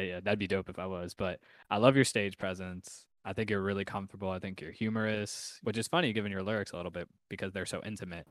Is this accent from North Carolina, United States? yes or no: no; New York, United States; I'm I'm from New York